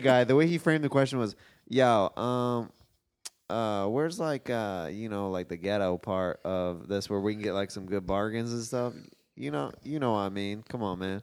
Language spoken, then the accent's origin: English; Los Angeles, California, United States; Los Angeles